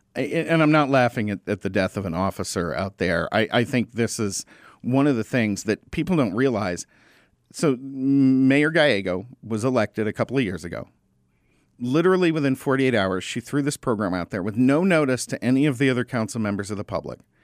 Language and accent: English; Arizona, United States; I grew up in Arizona